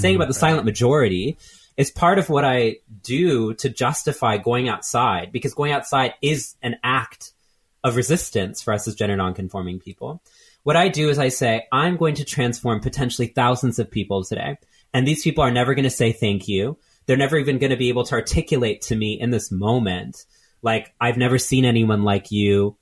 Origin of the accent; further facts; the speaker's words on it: Texas, United States; moved away as an adult; also born or lived in California; now in New York, United States; I grew up in Texas